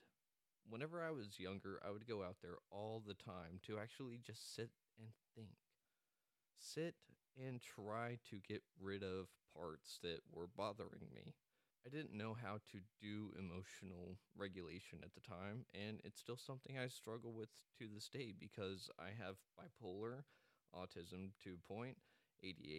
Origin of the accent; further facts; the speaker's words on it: Amarillo, Texas, United States; now in Dallas, United States; I'm actually from Amarillo, Texas, and I currently reside down in the Dallas area